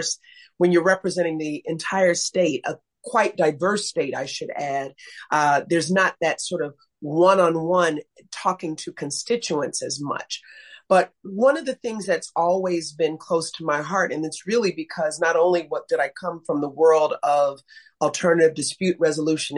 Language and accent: English; Chicago, Illinois, United States; also born or lived in Belfair, Washington / San Diego; I grew up on the south side of Chicago, and I continue to live on the south side of Chicago